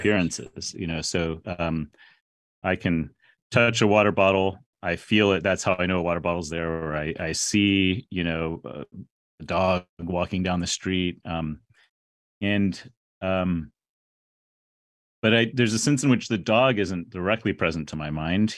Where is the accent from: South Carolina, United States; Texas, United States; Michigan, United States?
Texas, United States; San Antonio; I grew up in San Antonio, Texas